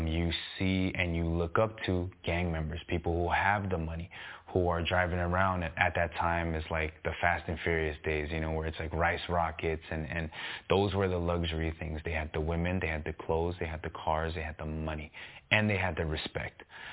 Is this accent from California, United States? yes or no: yes; Los Angeles, California, United States; I grew up on the east side of L.A., San Gabriel Valley, Monterey Park, bordering East L.A.